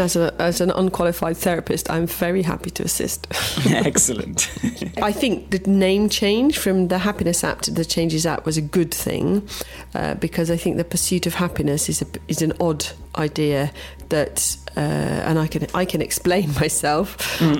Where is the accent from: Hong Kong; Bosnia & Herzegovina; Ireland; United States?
Bosnia & Herzegovina; also born or lived in England; now in Croatia; where I grew up in Herzegovina